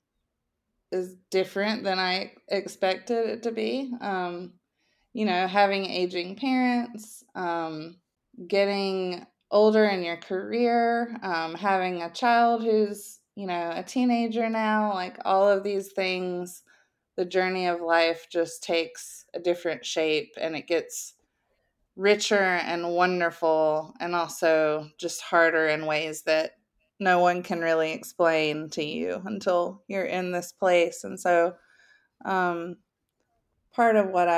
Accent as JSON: {"language": "English", "region": "South Carolina", "country": "United States", "tie": "born or raised there", "also_born_or_lived": "Nashville, Tennessee", "moved": "as an adult", "lives_now": "Georgia, United States", "said": "I grew up in South Carolina, but lived in Nashville from age 18 until I guess age 40."}